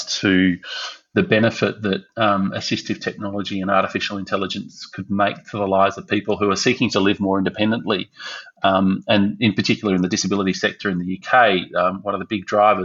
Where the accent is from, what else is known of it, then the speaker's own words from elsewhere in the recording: Melbourne, Victoria, Australia; also born or lived in Brisbane; as a kid growing up in Melbourne